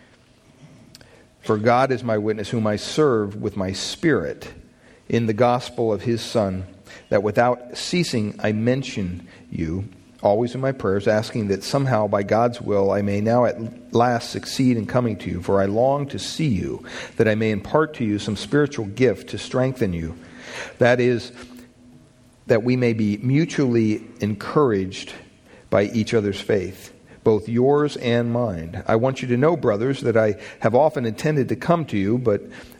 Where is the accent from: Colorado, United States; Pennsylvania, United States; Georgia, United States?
Pennsylvania, United States; growing up in Pennsylvania on the property we had